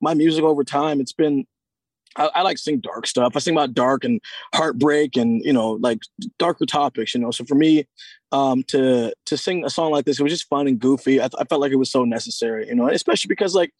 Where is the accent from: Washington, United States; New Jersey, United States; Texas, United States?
Washington, United States; Seattle; to be from my hometown